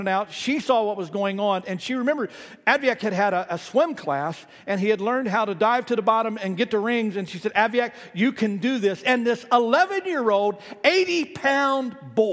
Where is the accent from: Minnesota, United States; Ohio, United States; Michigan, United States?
Ohio, United States; moved away; I grew up in Ohio